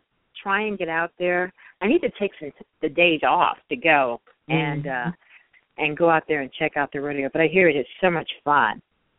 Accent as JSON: {"language": "English", "town": "Detroit", "region": "Michigan", "country": "United States", "tie": "born or raised there", "said": "Oh, Detroit. Yes."}